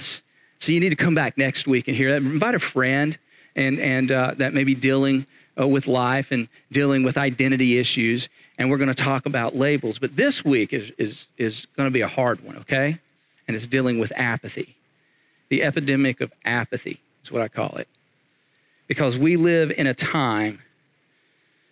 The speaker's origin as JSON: {"language": "English", "region": "Eastern North Carolina", "country": "United States", "said": "I'm from Eastern North Carolina"}